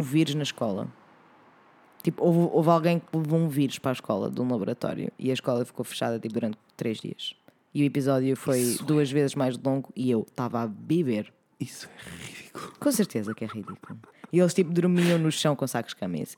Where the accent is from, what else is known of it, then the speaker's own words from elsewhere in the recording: Oeiras, Lisbon, Portugal; minha terra natal, Oeiras